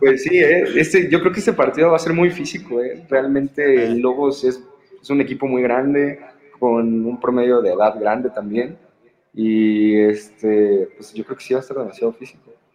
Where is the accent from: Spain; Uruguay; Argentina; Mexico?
Mexico; Cuautla, Morelos; soy de allá, de Cuautla, de los Mandriles.